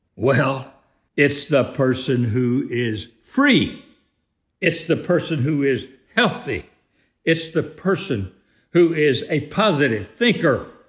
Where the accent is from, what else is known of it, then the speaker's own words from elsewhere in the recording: United States; I am one who was fortunate enough to, to join the fraternity of born and raised in the greatest free country on earth